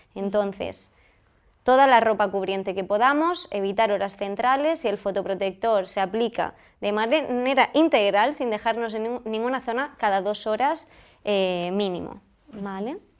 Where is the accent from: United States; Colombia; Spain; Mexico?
Spain; Almería, Andalusia; yo soy de Almería, me he formado en Andalucía